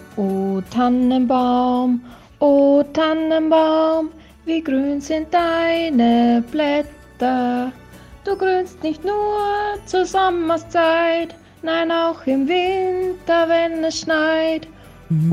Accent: Austria; wir Österreicher

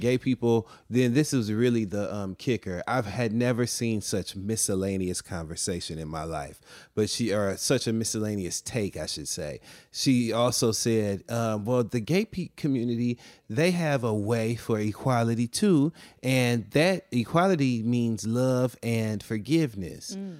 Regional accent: Flint, Michigan, United States; also born or lived in Detroit, Michigan; I am from Flint, Michigan, and I also lived in downtown Detroit for many years.

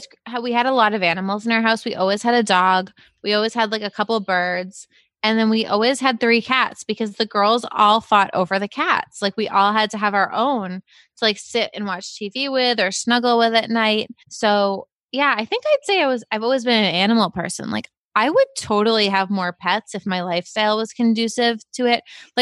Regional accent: Dennis, Massachusetts, United States; I grew up in Dennis, Massachusetts. It was a wonderful town.

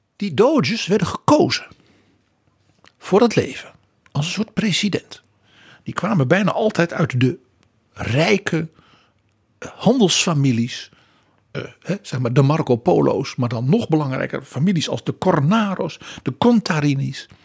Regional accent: Netherlands

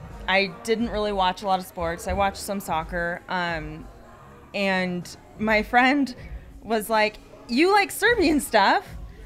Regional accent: Seattle, Washington, United States; now in Berkeley, United States; I'm from Seattle, Washington area, but I live in Berkeley, California.

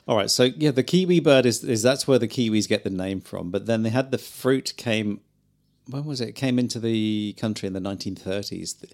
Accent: Newquay, South West England, United Kingdom; moved away as an adult; now in New Zealand; I grew up in Newquay and Cornwall.

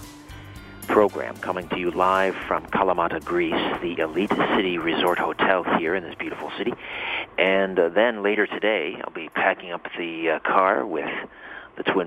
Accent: Canada; I'm a Canadian boy

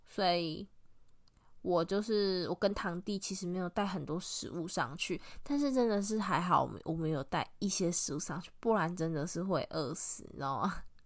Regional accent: within sight of Guishan Island, Yilan County, Taiwan; 我从小真的就是有，就是看着龟山岛长大的

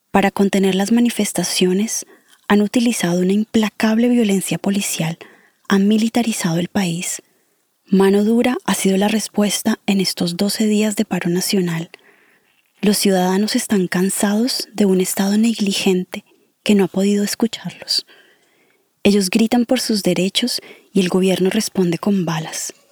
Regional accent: Colombia; moved away as an adult; Hace seis años me fui de Colombia. Estar lejos de la familia, de mi casa, a veces me hace sentir suspendida en el espacio

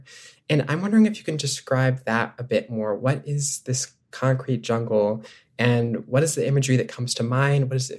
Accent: Connecticut, United States; And I grew up in Connecticut. I grew up in the woods.

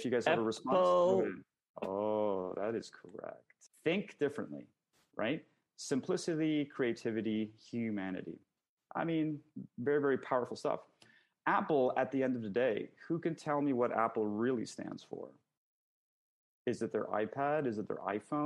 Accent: Canada; I'm Canadian

